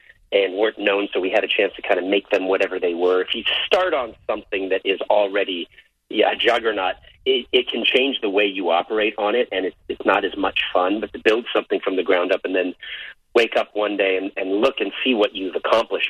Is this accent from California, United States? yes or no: yes; Carmel, California, United States; I was born in Carmel